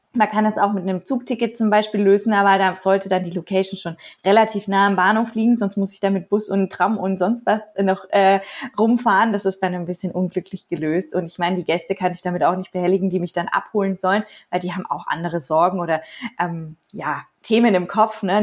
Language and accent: German; Nuremberg, Bavaria, Germany; also born or lived in Postbauer-Heng; Ich komme aus Nürnberg und halte meine freie Reden in und um Nürnberg herum